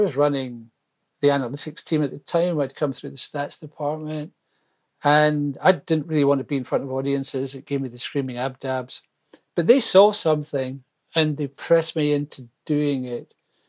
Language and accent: English; Scotland, United Kingdom; Well, first of all, I think of myself more as British than Scottish.